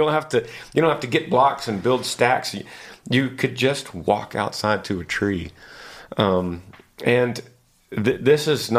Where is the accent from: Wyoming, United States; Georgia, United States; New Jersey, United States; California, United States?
Wyoming, United States; Laramie; I'm from Laramie, Wyoming. I'm 21 years old, a junior at the University of Wyoming, studying wildlife biology and management.